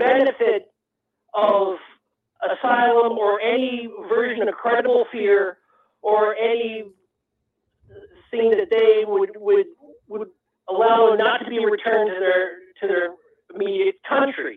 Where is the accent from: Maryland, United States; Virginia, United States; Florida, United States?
Maryland, United States; just north of Baltimore; moved away; I'm originally from just north of Baltimore, Maryland